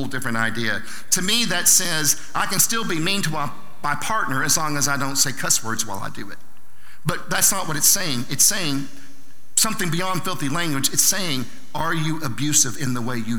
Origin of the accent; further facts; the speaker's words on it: Southern Oklahoma, United States; I'm from Southern Oklahoma